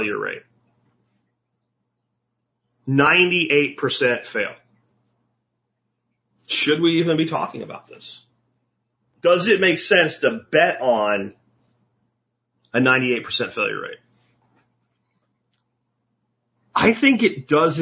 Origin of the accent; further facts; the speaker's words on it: Jacksonville, Florida, United States; moved away; also born or lived in Pennsylvania; When I was younger, growing up in Jacksonville, Florida is the biggest city on the planet